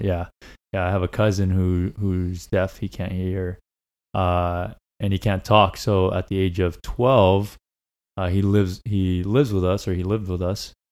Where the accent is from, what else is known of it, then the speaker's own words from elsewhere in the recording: Laguna Niguel / Mission Viejo, California, United States; also born or lived in Tuxtla Gutiérrez, Chiapas, Mexico; I grew up up until I was about 10 years old in uh, Laguna Niguel. And then around 11 ish or so, we moved over to uh, Mission Viejo, and we've been here since